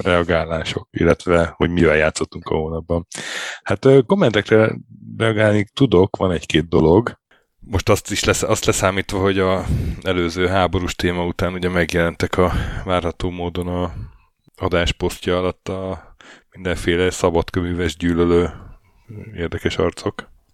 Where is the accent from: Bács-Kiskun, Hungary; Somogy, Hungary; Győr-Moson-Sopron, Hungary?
Győr-Moson-Sopron, Hungary; Sopron; moved away as an adult; now in Norway; Sopronban házba, ahol fölnőttem